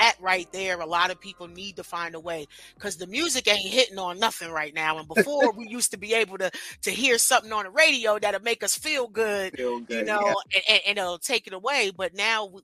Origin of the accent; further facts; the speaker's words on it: New Jersey, United States; moved away; also born or lived in Greensboro, North Carolina; I have a big bruh from back home. I'm originally from Rawley, New Jersey